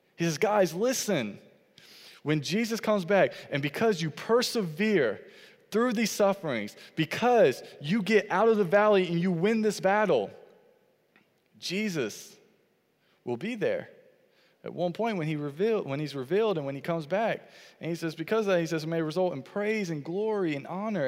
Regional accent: Fayetteville, North Carolina, United States; I grew up in Fayetteville, North Carolina

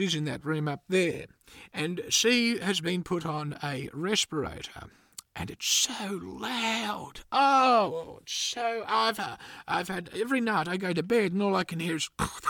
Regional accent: Gympie, Queensland, Australia; I grew up in Gympie, which is up in Queensland

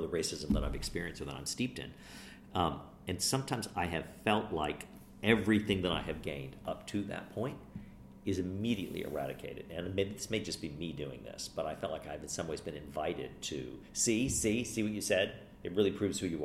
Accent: United States; I grew up in America like everybody else

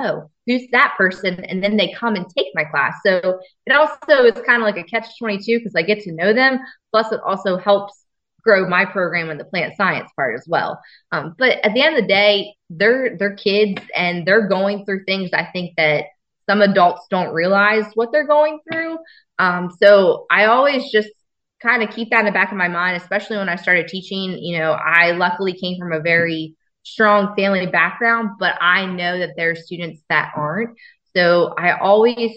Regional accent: Woodbridge School District, Delaware, United States; I grew up in the Woodbridge School District. So that was home for me

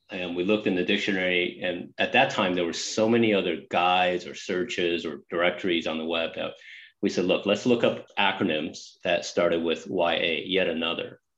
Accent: San Jose, California, United States; also born or lived in Taipei, Taiwan; I just love growing up in California, and I'm obviously still a Californian

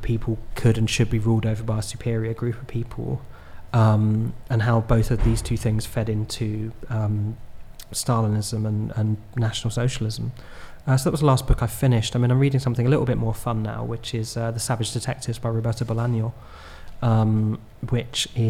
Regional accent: Horley, South East England, United Kingdom; now in London, United Kingdom; my hometown, which is Hawley in Surrey near Gatwick Airport

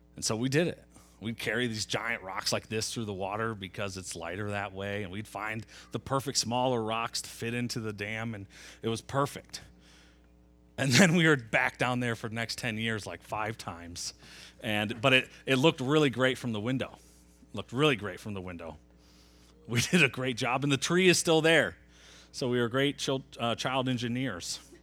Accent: Metro Grand Rapids, Nashville, Michigan, United States; I was in fourth grade. We moved from Metro Grand Rapids

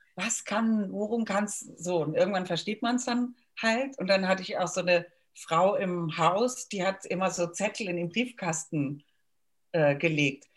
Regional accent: Cologne, North Rhine-Westphalia, Germany; accent: Kölsch; moved away as an adult; now in Vienna, Austria; als äh, Kölner wird man ja zu sehr starkem Lokalpatriotismus erzogen

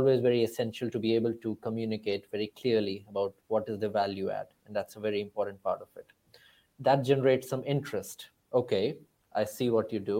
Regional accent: India; moved away as an adult; also born or lived in Cambridge; I come from India

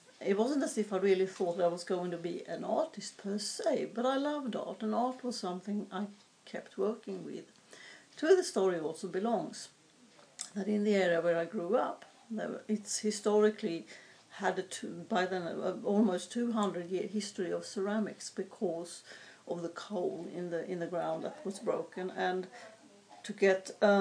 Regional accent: southern Sweden, Sweden; moved away; I was born in Sweden, which is a long time ago, it feels like, and far away as well. I was born up in the north part of the country, but as a four-year-old, we moved south to a fairly densely populated area

